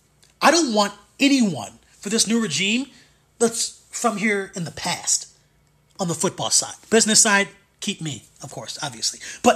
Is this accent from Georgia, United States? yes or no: no; Michigan, United States; I mean, I'm from Michigan.